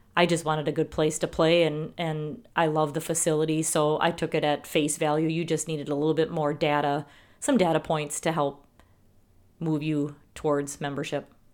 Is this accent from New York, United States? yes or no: no; Wisconsin, United States; accent: Wisconsin; We apparently have a accent in Wisconsin